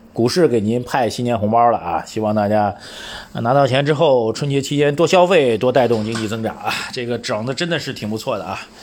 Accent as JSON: {"language": "Chinese", "country": "China", "said": "我们中国人"}